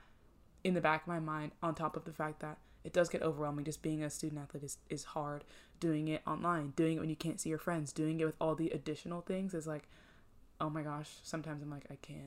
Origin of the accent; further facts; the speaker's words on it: Northeast, United States; I'm from the Northeast.